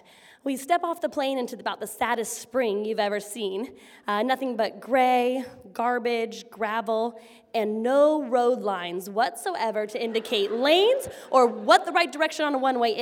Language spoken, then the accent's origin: English; Washington, United States; moved away; I was only from Washington